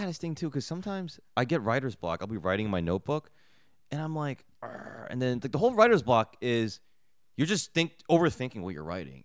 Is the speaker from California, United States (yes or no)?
no; New Jersey, United States; I grew up in Jersey